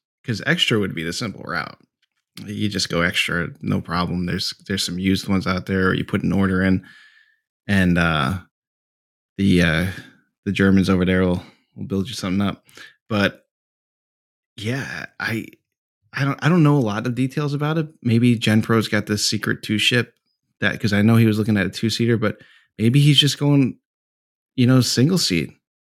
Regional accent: New Jersey, United States; I'm from Jersey. I'm dirty.

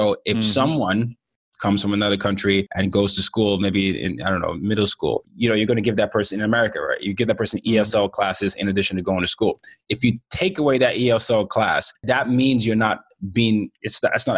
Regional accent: Nigeria; and I'm Nigerian, and you know, I'm from the Yoruba tribe

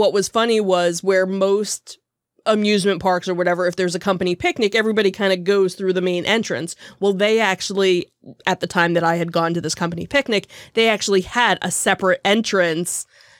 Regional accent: Jackson, New Jersey, United States; We've got, which is where my hometown was and where I actually worked for many a summer.

